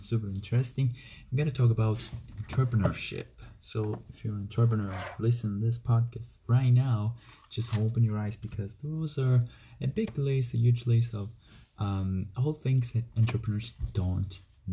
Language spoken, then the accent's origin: English; Italy; I'm from Italy.